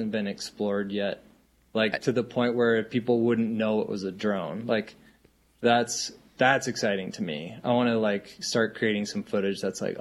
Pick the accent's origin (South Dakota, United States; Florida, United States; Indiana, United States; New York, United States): South Dakota, United States; Rapid City; moved away as an adult; now in Montana, United States; I grew up in South Dakota. I live in Montana.